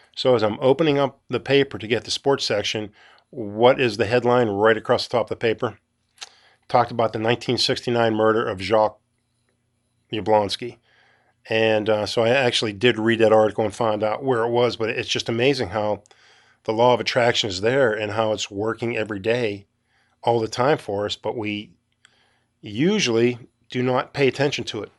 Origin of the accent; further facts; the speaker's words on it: Western Pennsylvania, United States; I'm from Western Pennsylvania